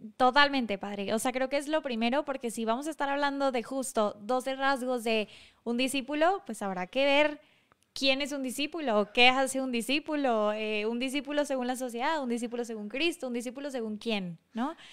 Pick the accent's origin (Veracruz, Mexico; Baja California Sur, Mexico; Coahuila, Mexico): Coahuila, Mexico; Monclova; en Monclova, donde, de donde yo soy